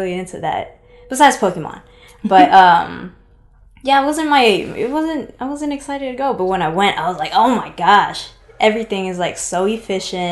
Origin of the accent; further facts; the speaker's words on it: Seattle, Washington, United States; I'm originally from Seattle, Washington